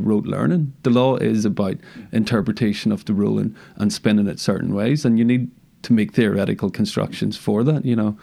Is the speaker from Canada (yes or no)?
no; Northern Ireland, United Kingdom; I'm from Northern Ireland, grew up here